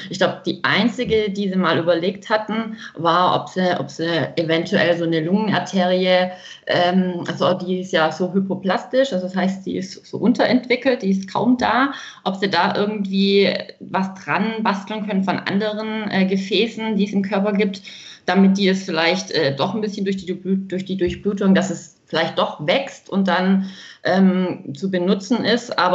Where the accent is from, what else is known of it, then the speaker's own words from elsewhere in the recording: Freiberg am Neckar, Baden-Württemberg, Germany; ich komme aus Freiberg, das ist in Baden-Württemberg.